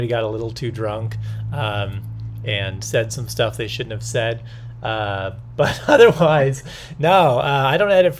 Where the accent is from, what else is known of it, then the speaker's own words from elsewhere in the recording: Long Beach, California, United States; also born or lived in Anaheim; I was actually born in Anaheim, but grew up in Long Beach